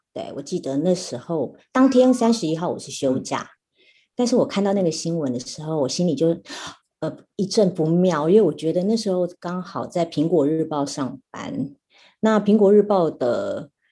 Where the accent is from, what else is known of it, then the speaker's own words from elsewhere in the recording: Taiwan; 我们都是台湾人